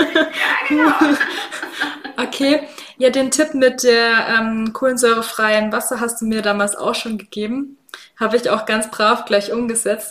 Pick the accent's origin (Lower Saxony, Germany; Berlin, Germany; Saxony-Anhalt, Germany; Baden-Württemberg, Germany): Baden-Württemberg, Germany; Swabia; accent: Swabian; ich mein Schwäbisch mit mir rumtrage